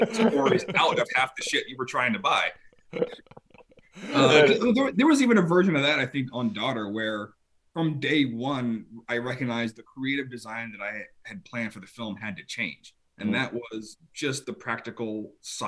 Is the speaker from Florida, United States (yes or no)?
yes; Tampa, Florida, United States; moved away; I grew up in Tampa, Florida